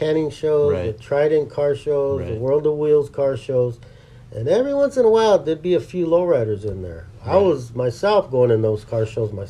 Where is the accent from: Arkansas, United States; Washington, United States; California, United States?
California, United States; Los Angeles; because I'm from East L.A.